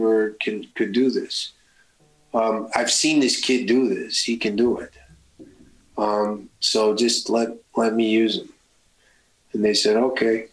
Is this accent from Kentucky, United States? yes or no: yes; Kentucky, United States; I'm really from Kentucky.